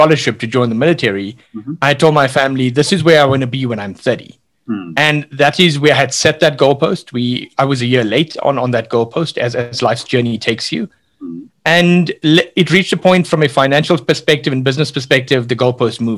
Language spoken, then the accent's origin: English; South Africa; we grew up with what in South Africa we call spinach, the old Indian triangle spinach that grew along the beach